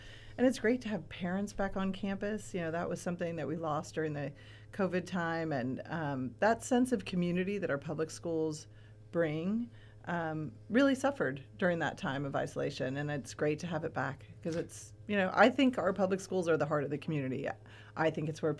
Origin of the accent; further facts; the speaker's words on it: Madera, California, United States; now in Ventura, United States; I grew up in Madera